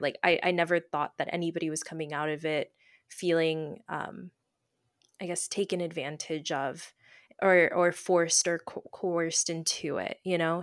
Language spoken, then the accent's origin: English; Tennessee, United States; moved away as an adult; I was away from home, I'm from Tennessee